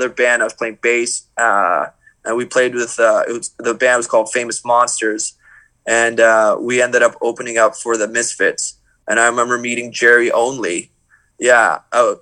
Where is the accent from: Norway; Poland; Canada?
Canada; Toronto, Ontario; we're from Toronto.